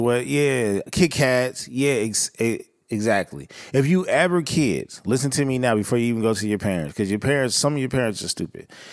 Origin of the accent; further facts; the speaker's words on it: Southern California, United States; growing up in Southern California